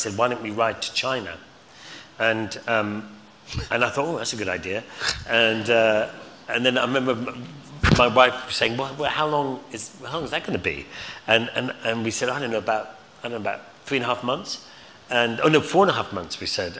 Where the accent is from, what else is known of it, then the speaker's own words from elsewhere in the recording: Scotland, United Kingdom; But then, you know, being Scottish, I wasn't going to get any of that.